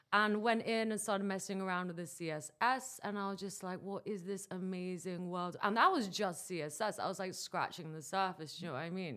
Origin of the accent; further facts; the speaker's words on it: Dubai, United Arab Emirates; I'm coming to you from Dubai, which is actually my hometown